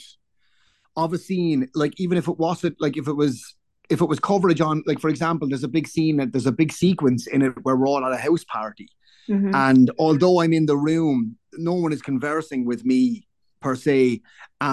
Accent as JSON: {"language": "English", "town": "Waterford", "region": "Munster", "country": "Ireland", "said": "I'm from Waterford very proudly"}